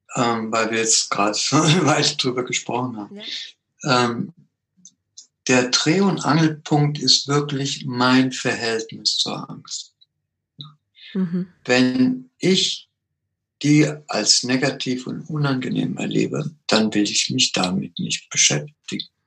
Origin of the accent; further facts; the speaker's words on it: Germany; also born or lived in Peru; bin als kleiner Junge dreijährig nach Deutschland gekommen